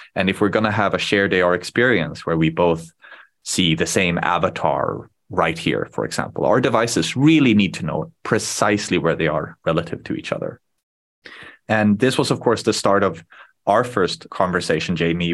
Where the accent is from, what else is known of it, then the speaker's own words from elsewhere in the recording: Sweden; first language Swedish; English is a second language; I was born in Sweden when I was very young